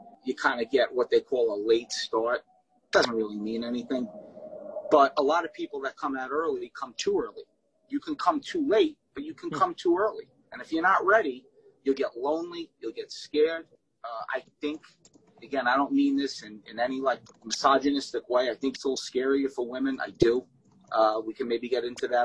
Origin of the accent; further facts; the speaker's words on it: New York City, New York, United States; moved away as an adult; also born or lived in Red Bank, New Jersey / Matawan, New Jersey; I was in Staten Island from, I would say, at 3 and a half, 4 years old, so I was there about 30 years